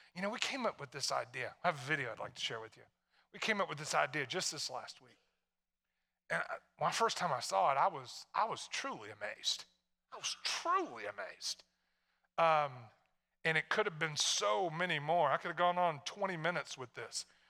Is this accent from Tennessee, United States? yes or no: yes; Tennessee, United States; moved away; I'm from Tennessee.